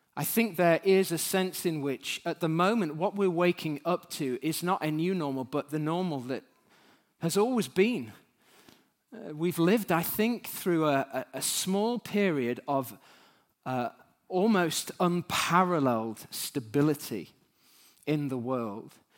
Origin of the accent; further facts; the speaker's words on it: United Kingdom; as British human beings